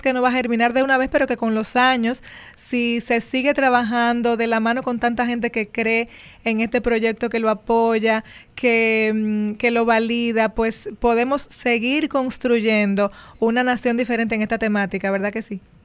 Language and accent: Spanish; Dominican Republic; nos concierne a todos como dominicanos